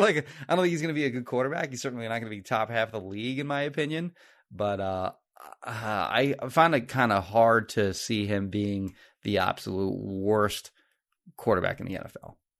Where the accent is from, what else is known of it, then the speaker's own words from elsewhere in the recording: Marlton, New Jersey, United States; I grew up in Marlton